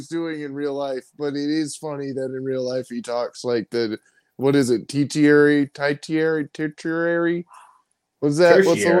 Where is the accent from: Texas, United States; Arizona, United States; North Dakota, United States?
Arizona, United States; Growing up in Arizona